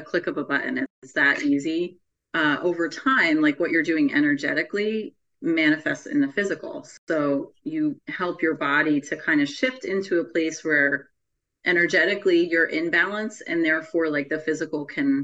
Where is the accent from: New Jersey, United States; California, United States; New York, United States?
New Jersey, United States; I am from New Jersey